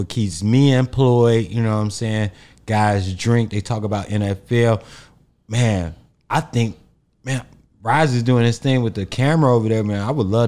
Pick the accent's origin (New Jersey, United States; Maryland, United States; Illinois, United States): Illinois, United States; Chicago; I'm from the South Side mm-hmm. of Chicago. I'm black.